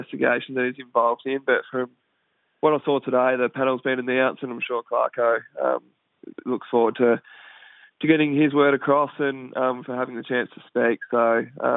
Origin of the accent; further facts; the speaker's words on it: Horsham, Victoria, Australia; moved away as an adult; also born or lived in Perth; I am Victorian. I'm a Horsham boy, so Perth is a long way from home.